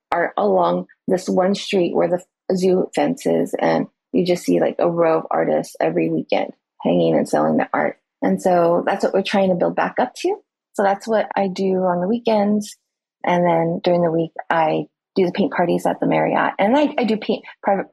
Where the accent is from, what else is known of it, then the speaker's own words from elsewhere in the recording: California, United States; moved away as an adult; now in Oahu, United States; I am originally from California